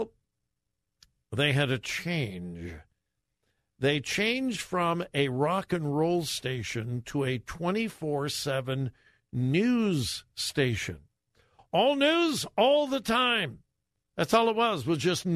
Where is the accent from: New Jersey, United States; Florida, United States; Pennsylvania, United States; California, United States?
California, United States; Los Angeles; now in Columbus, United States; I grew up in the L.A. area